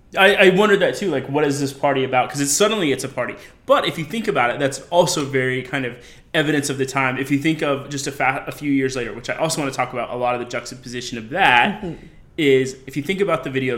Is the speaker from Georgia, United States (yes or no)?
no; Colorado, United States; moved away as an adult; now in New York, United States; I'm from Colorado.